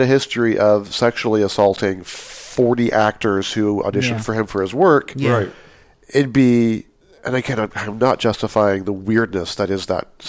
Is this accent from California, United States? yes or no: yes; Pleasant Hill, California, United States; also born or lived in Hayward, California; I was born in Hayward, California, and raised in Pleasant Hill, California.